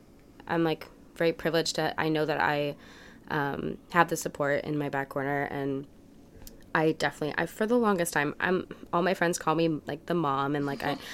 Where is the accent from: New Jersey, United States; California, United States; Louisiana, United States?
Louisiana, United States; New Orleans; born there; also born or lived in Dallas, Texas / Massachusetts; I was born in New Orleans, and I lived in Dallas, Texas for a while. I spent my high school years in Massachusetts at a boarding school